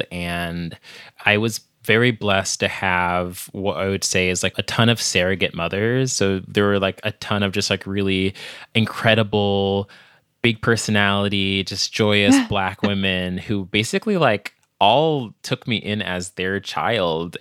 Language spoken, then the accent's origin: English; Virginia, United States; I'm from Virginia by way of my parents, who are from Jamaica